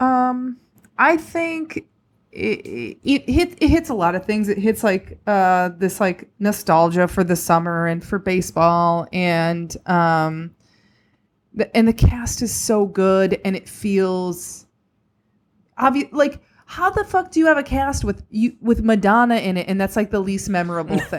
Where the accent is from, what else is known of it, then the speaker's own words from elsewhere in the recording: just outside of Chicago, Illinois, United States; I grew up just outside of Chicago